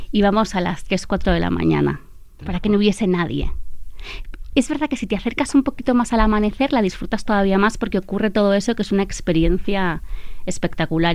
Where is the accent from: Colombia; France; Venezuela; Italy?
Italy; now in Spain; yo soy italiana